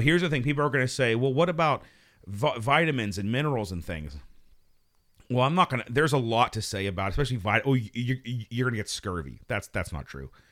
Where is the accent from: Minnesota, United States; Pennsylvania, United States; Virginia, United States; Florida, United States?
Pennsylvania, United States; Pittsburgh; moved away; also born or lived in New York; we're all from Pittsburgh.